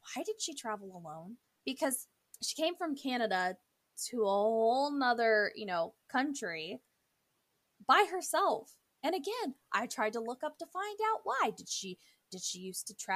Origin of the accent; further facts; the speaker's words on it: St. Louis, Missouri, United States; we are from St. Louis, Missouri